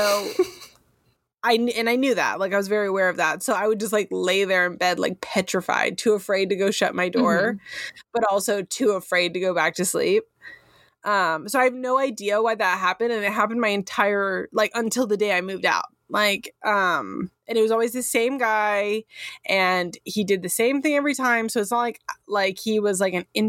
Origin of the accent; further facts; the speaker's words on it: Sonoma County, California, United States; I grew up in Sonoma County in California.